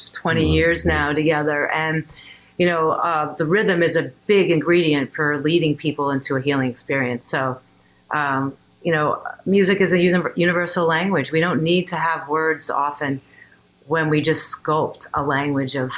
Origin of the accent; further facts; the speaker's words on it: New York City, New York, United States; I grew up in Queens.